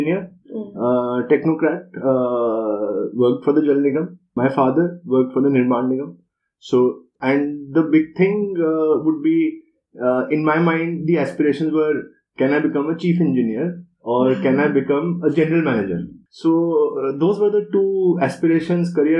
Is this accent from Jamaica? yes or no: no; Lucknow, Uttar Pradesh, India; also born or lived in Delhi; I was in Lucknow. I grew up in Lucknow, so that is easy because I went to school there straight through for 12 years